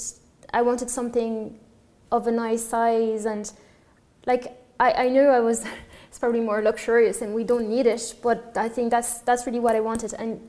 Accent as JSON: {"language": "English", "town": "Paris", "region": "Île-de-France", "country": "France", "also_born_or_lived": "Dublin", "second_language": "English", "moved": "yes", "lives_now": "Summerhill, Ireland", "said": "I'm from France, {S6} okay. {S4} From Paris."}